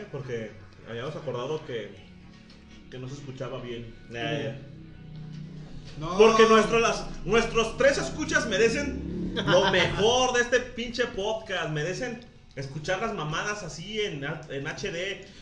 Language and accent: Spanish; Mexico; Ah yo soy mexicano.